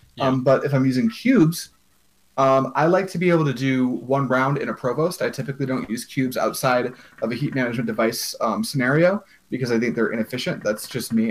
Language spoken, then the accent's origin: English; United States; as an American